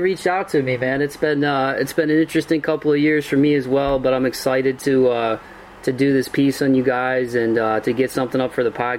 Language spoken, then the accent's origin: English; Ohio, United States; born or raised there